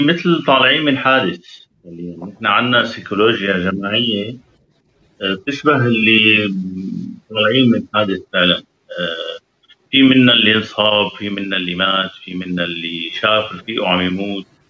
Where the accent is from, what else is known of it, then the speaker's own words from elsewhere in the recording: Syria; moved away; نحن كشعب سوري